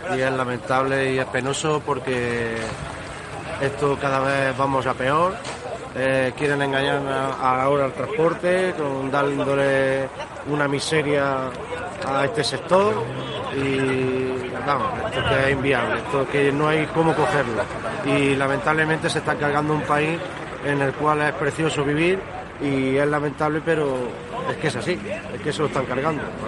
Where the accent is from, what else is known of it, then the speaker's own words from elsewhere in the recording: Santisteban del Puerto, Andalusia, Spain; Hemos estado en San Esteban del Puerto, el pueblo por el cual yo eh, soy nativo y nacido y criado y, viviré allí mientras Dios quiera